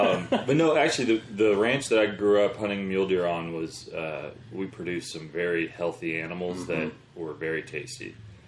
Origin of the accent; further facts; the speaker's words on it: outside of Portland, Oregon, United States; I grew up outside of Portland, Oregon, but I tried to get to the eastern part of the state as often as I could.